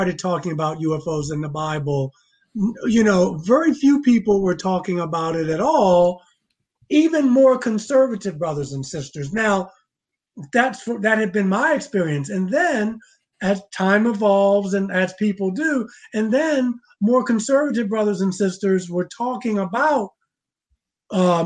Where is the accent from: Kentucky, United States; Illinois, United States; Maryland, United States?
Maryland, United States; Baltimore; I was growing up in Baltimore